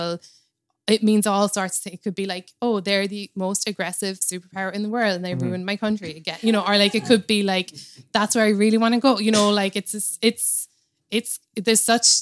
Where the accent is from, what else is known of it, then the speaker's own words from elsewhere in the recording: Cobh, Munster, Ireland; moved away as an adult; now in New York, United States; my hometown in Cove in Ireland